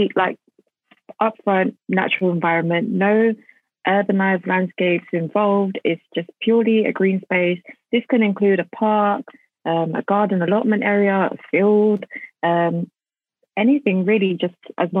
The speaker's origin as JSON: {"language": "English", "region": "London", "country": "United Kingdom", "tie": "born or raised there", "said": "So I'm Bengali. I was born and raised in East London"}